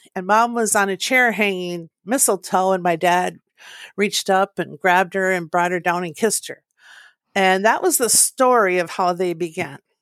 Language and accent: English; Eveleth, Minnesota, United States; I was born to Pat and Willie in northern Minnesota in a small town called Eveleth.